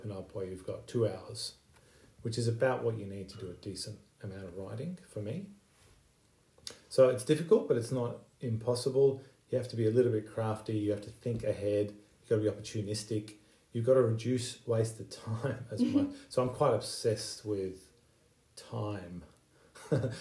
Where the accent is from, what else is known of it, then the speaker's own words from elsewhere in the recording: Iran; also born or lived in United Kingdom; now in Australia; I was born in Iran. My family has a refugee background. We were fortunate to leave Iran and find safety in the UK and then Australia